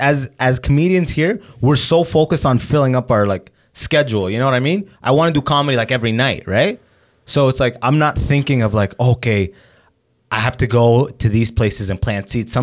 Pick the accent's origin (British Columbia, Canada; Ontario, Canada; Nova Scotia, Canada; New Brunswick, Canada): Ontario, Canada; London; also born or lived in Sudan; But I've lived in Windsor a little bit. I'm from London. I went to school in Kitchener, Toronto on lock.